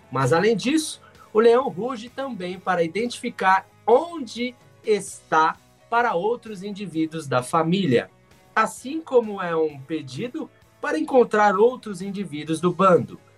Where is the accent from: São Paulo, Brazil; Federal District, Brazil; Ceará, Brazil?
São Paulo, Brazil; Sou de São Paulo, trabalho aqui na Rádio Transmundial como operador de áudio.